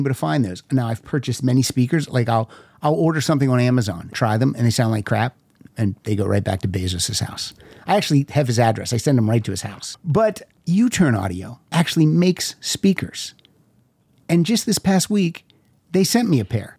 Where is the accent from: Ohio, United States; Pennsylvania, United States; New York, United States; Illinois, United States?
Pennsylvania, United States; accent: Pennsylvania; my Pennsylvania accent